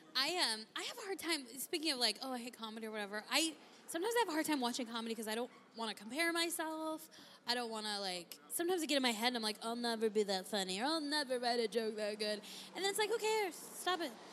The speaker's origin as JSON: {"language": "English", "town": "San Diego", "region": "California", "country": "United States", "moved": "as an adult", "lives_now": "Arizona, United States", "said": "I'm from San Diego originally"}